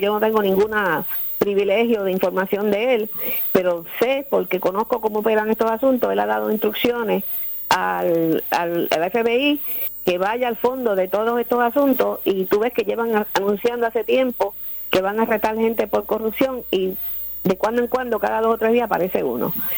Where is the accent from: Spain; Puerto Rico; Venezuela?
Puerto Rico; also born or lived in Florida; nosotros que somos puertorriqueños